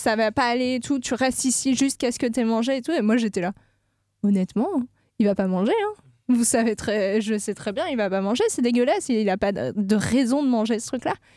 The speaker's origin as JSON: {"language": "French", "region": "south of France", "country": "France", "moved": "yes", "lives_now": "Nantes, France", "said": "Je ne viens pas de l'Ouest du tout. Je viens du sud de la France"}